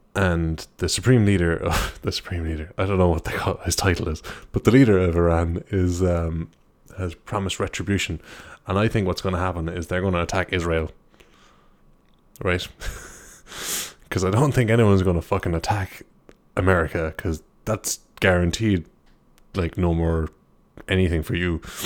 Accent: Ireland; I'm an Irish guy

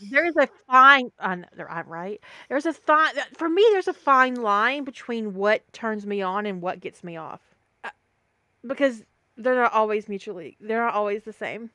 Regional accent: the South, United States; accent: Southern

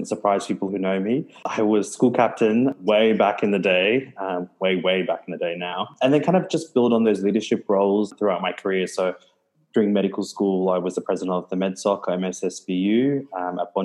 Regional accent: Melbourne, Victoria, Australia; moved away as an adult; also born or lived in Gold Coast, Australia; now in Townsville, Australia; I grew up in Melbourne.

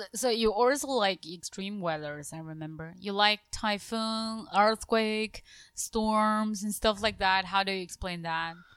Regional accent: northern Jiangxi, China; English is a second language; moved away; also born or lived in Japan; I'm from Jiangxi province, actually the north part of Jiangxi province

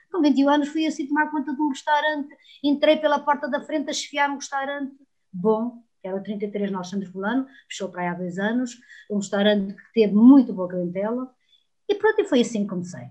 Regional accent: Trás-os-Montes, Portugal; sou terra a terra, sou transmontana

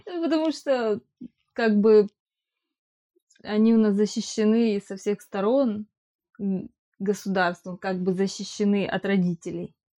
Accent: Ukraine; moved away

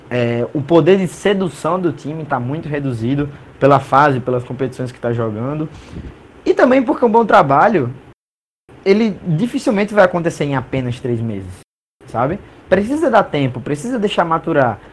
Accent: Brazil; sendo brasileiro

